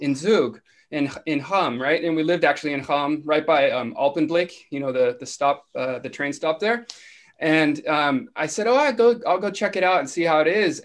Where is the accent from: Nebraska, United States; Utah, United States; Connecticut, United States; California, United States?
California, United States; Los Angeles; also born or lived in Hawaii / Ventura, California; I'm from California and I grew up here in Los Angeles